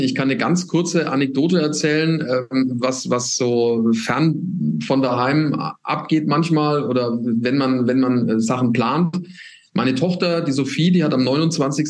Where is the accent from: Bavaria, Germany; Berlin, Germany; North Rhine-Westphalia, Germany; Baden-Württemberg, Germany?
Bavaria, Germany; Nuremberg; ich komme aus Nürnberg